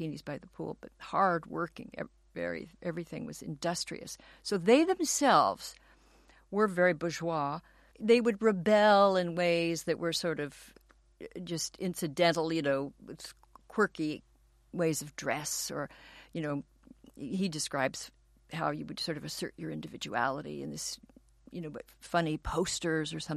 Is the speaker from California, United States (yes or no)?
yes; Los Angeles, California, United States; I grew up in Los Angeles and went to a public school in Westwood near UCLA